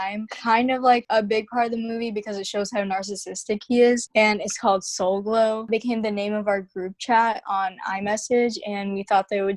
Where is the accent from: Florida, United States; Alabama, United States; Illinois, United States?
Alabama, United States; Huntsville; also born or lived in Anchorage, Alaska; I was originally born in Anchorage, Alaska, but we moved to Huntsville when I was really young